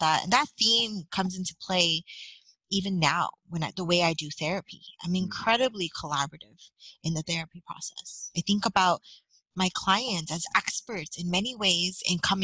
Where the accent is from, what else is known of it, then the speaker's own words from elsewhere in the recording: San Francisco, California, United States; I'm born and raised in San Francisco